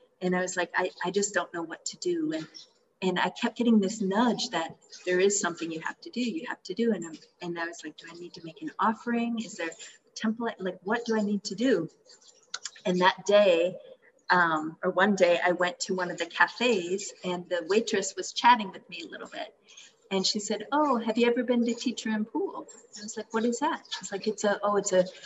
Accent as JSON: {"language": "English", "region": "Minnesota", "country": "United States", "tie": "born or raised there", "also_born_or_lived": "Bali", "moved": "as an adult", "said": "I was raised Christian in Minnesota"}